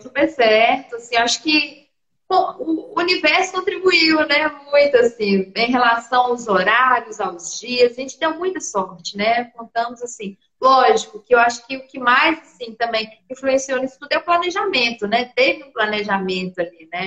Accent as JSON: {"language": "Portuguese", "town": "Ponte Nova", "region": "Minas Gerais", "country": "Brazil", "tie": "born or raised there", "moved": "as an adult", "lives_now": "Belo Horizonte, Brazil", "said": "lá na minha cidade, em Ponte Nova"}